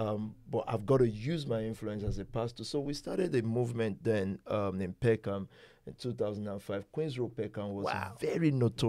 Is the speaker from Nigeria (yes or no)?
yes; Ibadan, Oyo, Nigeria; moved away as an adult; now in United Kingdom; I grew up in Ibadan.